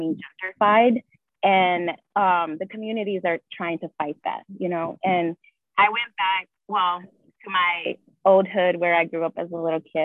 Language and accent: English; Chicago, Illinois, United States; first language Spanish; English is a second language; also born or lived in Michoacán, Mexico / California; I am from Albany Park, which is one of the most diverse communities in Chicago